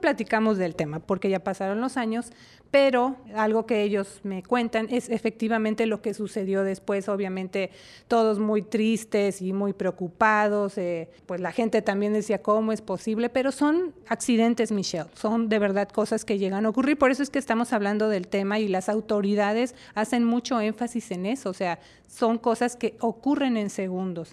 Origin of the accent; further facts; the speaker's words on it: Mexico City, Mexico; en la Ciudad de México, de donde yo soy originaria